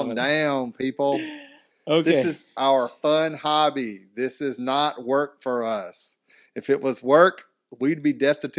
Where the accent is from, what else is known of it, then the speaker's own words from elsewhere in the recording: the South, United States; I'm from the South.